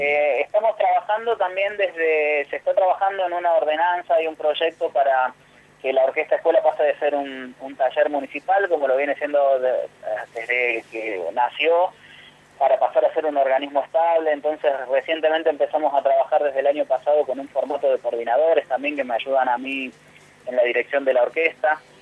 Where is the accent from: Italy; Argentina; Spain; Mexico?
Argentina; La Falda, Córdoba; acá en mi ciudad natal, que es La Falda